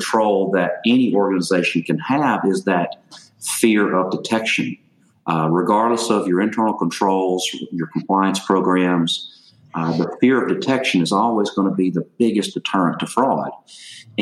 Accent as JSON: {"language": "English", "region": "Louisiana", "country": "United States", "tie": "born or raised there", "also_born_or_lived": "Texas", "moved": "as an adult", "lives_now": "Dallas, United States", "said": "I was born and raised in Louisiana, and so it took me about 25 years to get out of that state"}